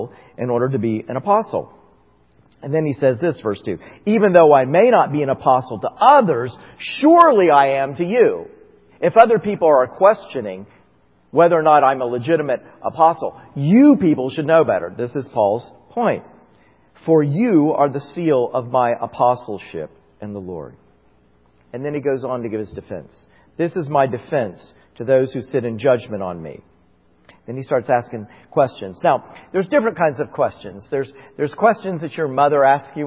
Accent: Florida, United States; growing up in Florida, we had orange trees in our house

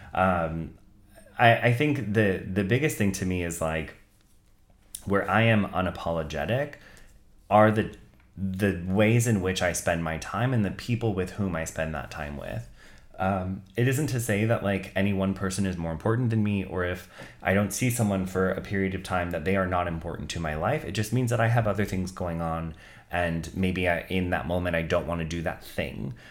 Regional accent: Santa Clara, California, United States; I grew up in Santa Clara, which is predominantly middle class and predominantly white

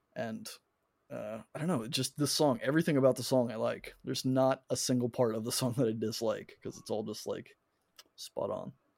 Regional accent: United States; me being an American

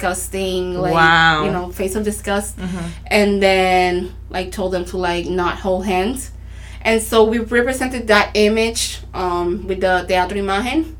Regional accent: Arroyo, Puerto Rico; I grew up here in Puerto Rico, Arroyo, Puerto Rico, which is located in the southeast of the island

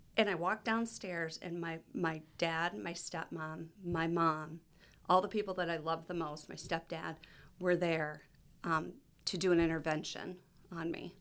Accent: Ohio, United States; moved away as an adult; also born or lived in Michigan; I'm from Ohio

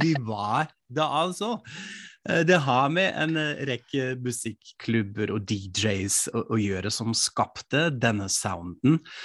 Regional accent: Frankfurt, Hesse, Germany; moved away; I min hjemby Frankfurt am Main

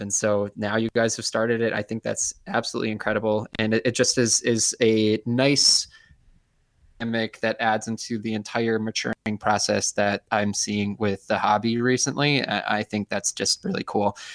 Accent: Ann Arbor, Michigan, United States; now in Rochester, United States; I was born in Ann Arbor, Michigan. I moved away

